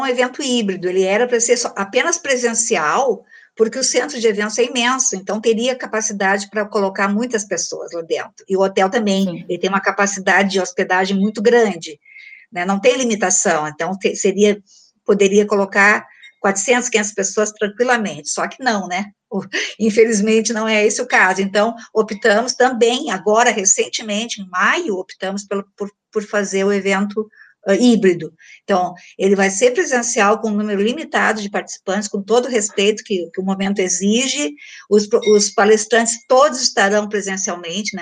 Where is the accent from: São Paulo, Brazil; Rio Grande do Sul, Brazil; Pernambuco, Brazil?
Rio Grande do Sul, Brazil; Porto Alegre; eu sou de Porto Alegre